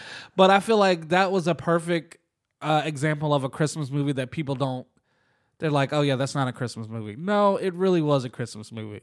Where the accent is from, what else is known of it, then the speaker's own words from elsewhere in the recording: Jacksonville, Florida, United States; we're from Jacksonville